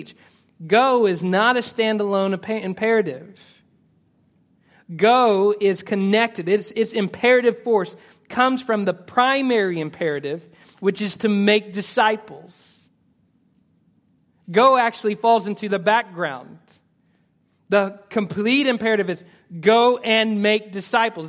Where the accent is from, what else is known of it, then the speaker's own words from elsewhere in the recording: Stigler, Oklahoma, United States; moved away as an adult; also born or lived in Edmond, Oklahoma; I was born in Stigler, Oklahoma